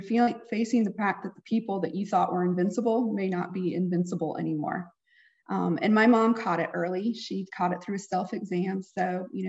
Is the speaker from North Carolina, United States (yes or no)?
yes; Raleigh, North Carolina, United States; I am from Raleigh, North Carolina. I live here with my husband